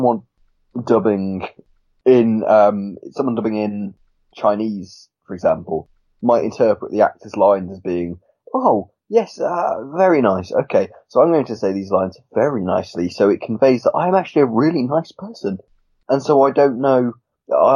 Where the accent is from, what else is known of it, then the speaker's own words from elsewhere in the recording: United Kingdom; we as British people